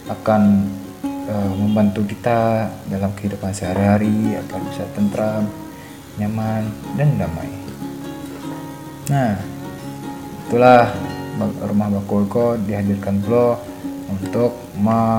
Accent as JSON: {"language": "Indonesian", "region": "West Sumatra", "country": "Indonesia", "said": "Sebagai orang Minangkabau, Bahkan tidak hanya sebagai orang Minangkabau"}